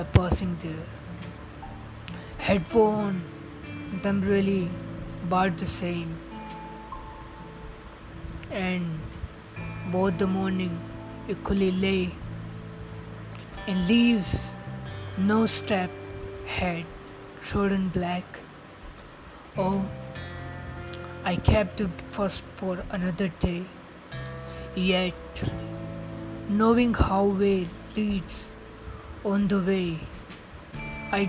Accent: India; I'm from India, and right now a student

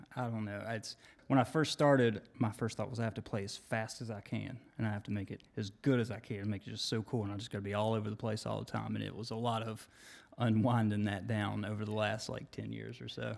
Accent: Monroe County, West Virginia, United States; I grew up in a small county down there, you don't even like say you're from this town. You're just like, yeah, I'm from Monroe County

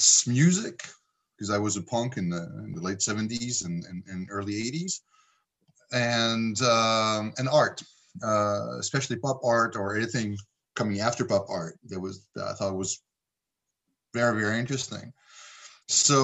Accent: Paris, Île-de-France, France; also born or lived in United States; I'm French. Starts well. I'm French. I was born in Paris. I lived in the States when I was a kid from 66 to 68

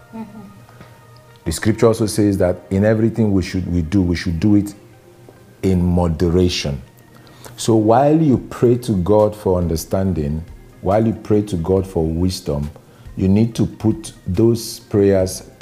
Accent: Nigeria; I'm a Nigerian, a lawyer by profession

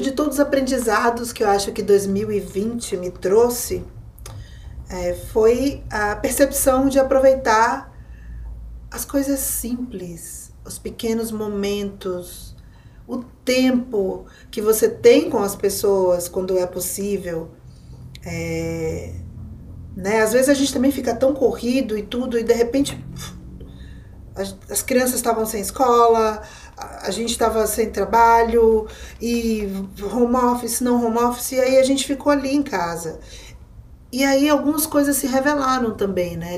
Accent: Bahia, Brazil; como uma mulher nordestina, baiana

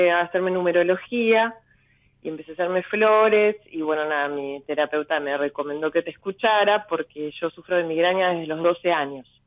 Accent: Uruguay; now in Pipa, Brazil; Eh, soy uruguaya, pero en este momento vivo en Brasil.

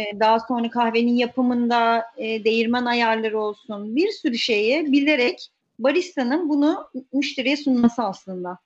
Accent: Istanbul, Turkey; İstanbul'da doğdum. Doğma büyüme İstanbul'uyum, E, ee, Ataköy çocuğuyum. Ataköy'de büyüdüm.

